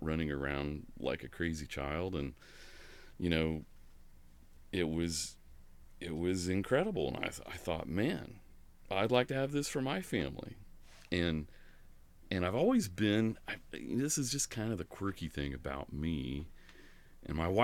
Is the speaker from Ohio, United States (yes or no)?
yes; Laurelville, Southern Ohio, United States; I'm from Lauraville, that area. And so, yeah, we are Southern Ohio Appalachian people, you know. This is home to us